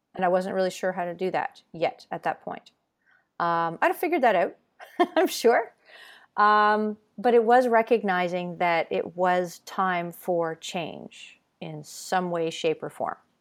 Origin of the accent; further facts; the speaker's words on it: Ontario, Canada; I grew up moving around Ontario